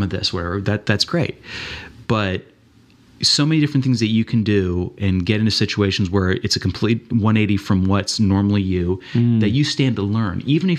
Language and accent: English; Central Florida, United States; I grew up in Central Florida, mm-hmm, in rural Florida, well, not rural, but smaller town Florida